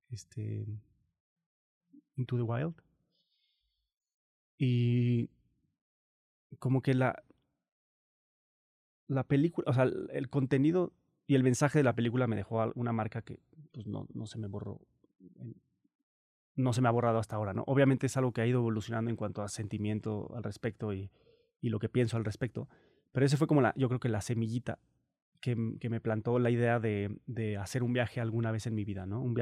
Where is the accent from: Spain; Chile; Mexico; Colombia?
Mexico; Morelia, Michoacán; also born or lived in Cancún; yo nací en Cancún, pero viví ocho meses em, hasta que llegó el huracán Gilberto, se llama, en el 88. Luego pasó lo del huracán y decidieron moverse a Morelia.